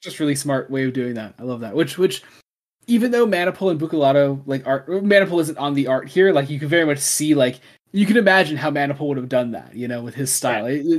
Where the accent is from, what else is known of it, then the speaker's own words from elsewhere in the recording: United States; we are American.